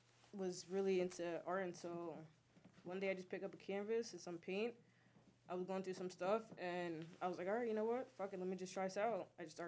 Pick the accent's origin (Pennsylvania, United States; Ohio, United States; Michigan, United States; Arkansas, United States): Pennsylvania, United States; Allentown; also born or lived in Bronx, New York; I kind of grew up in the east side.